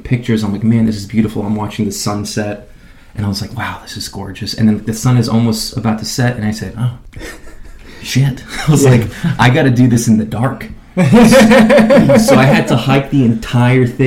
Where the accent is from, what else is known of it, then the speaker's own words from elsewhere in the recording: New York, United States; As a New Yorker